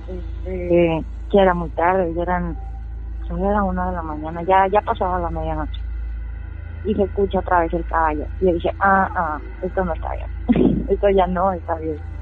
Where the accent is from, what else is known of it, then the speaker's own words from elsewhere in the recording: Valle de Santiago, Guanajuato, Mexico; yo pues nací aquí, en Valle, ah, y pues bueno, mis papás son de, de Salvatierra